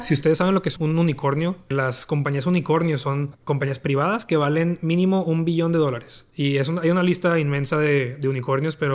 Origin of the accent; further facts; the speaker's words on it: Torreón, Coahuila, Mexico; moved away as an adult; also born or lived in El Paso, Texas; Yo soy de Torreón, Torreón Covila, México norte de México y pues yo crecí